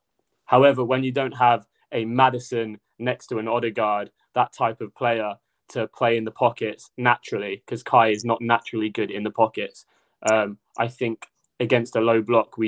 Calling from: London, United Kingdom; From North London.

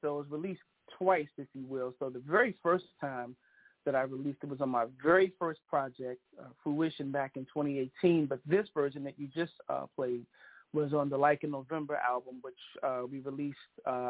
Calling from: Bowie, Maryland, United States; So I am calling from Bowie, Maryland, which is about 15 minutes outside of the D.C. area, Chocolate City.

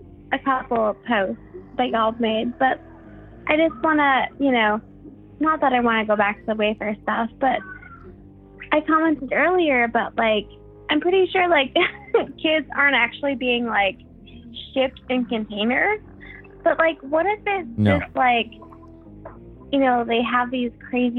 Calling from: South Carolina, United States; I'm calling from South Carolina.

